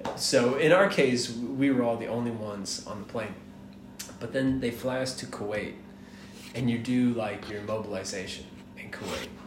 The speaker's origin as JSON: {"language": "English", "town": "Atlanta", "region": "Georgia", "country": "United States", "tie": "born or raised there", "also_born_or_lived": "Miami, Florida", "said": "I was born in Miami. I was raised in Atlanta"}